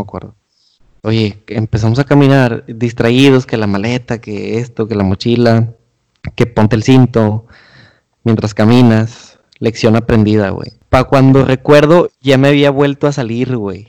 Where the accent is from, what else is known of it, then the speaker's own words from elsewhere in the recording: Monterrey, Nuevo León, Mexico; como buenos regios